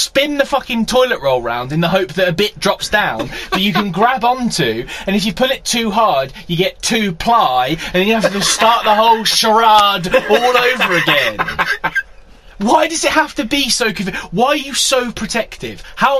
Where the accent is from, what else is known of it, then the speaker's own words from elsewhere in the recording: Scotland, United Kingdom; Now, it's, you know, I'm a Scottish man. Minus the accent now.